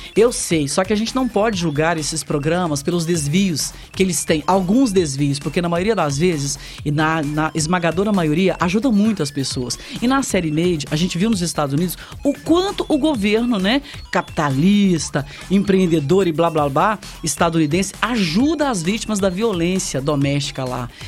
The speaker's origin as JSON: {"language": "Portuguese", "town": "Sertãozinho", "region": "São Paulo", "country": "Brazil", "tie": "born or raised there", "said": "fomos criados ali no Marciano Brandão"}